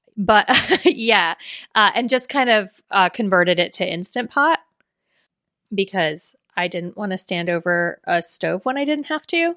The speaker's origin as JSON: {"language": "English", "region": "South Florida", "country": "United States", "tie": "born or raised there", "said": "I'm from South Florida."}